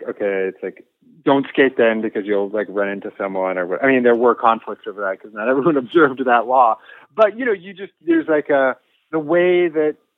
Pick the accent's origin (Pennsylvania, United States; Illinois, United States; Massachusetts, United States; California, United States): California, United States; Bay Area; also born or lived in New York; I grew up in the Bay Area